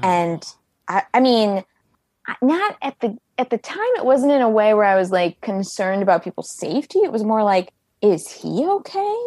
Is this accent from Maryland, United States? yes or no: yes; Bethesda, Maryland, United States; I grew up in Bethesda, Maryland